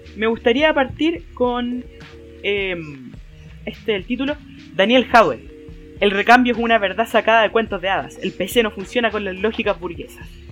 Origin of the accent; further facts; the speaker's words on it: Chile; cómo somos los chilenos como sociedad